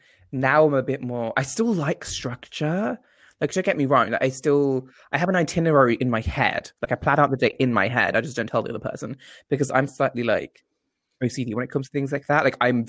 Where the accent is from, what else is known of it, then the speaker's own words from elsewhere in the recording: India; Like, I'm Indian. I eat everything with my fucking hands.